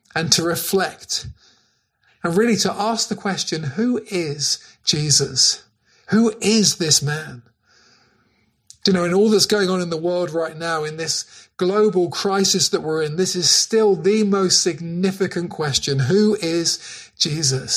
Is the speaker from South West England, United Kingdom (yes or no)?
yes; Cornwall, South West England, United Kingdom; The churches that we grew up in Cornwall